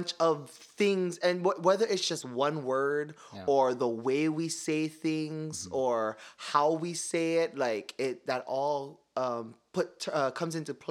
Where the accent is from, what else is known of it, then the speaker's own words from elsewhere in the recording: Hawaii, United States; accent: Hawaiian Pidgin; first language Hawaiian Pidgin; moved away; I fly home to the state of Hawaii